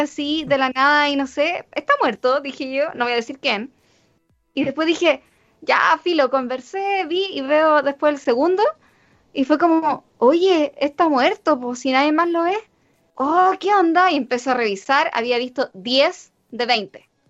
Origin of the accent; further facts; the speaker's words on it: Chile; nosotros que somos chilenos y somos tan poquitos